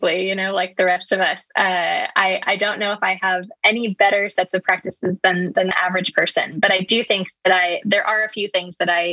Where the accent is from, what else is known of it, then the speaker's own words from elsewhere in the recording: United States; moved away as an adult; now in United Kingdom; now living in the UK as an American